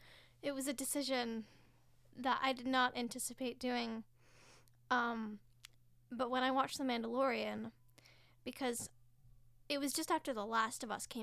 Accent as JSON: {"language": "English", "region": "Ontario", "country": "Canada", "said": "I'm an actor from Ontario"}